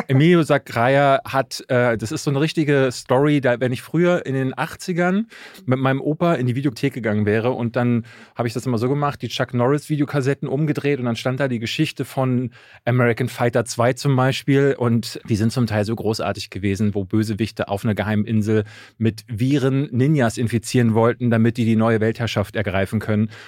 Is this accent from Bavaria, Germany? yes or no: no; Berlin, Germany; ich bin in Berlin-Marzahn groß geworden.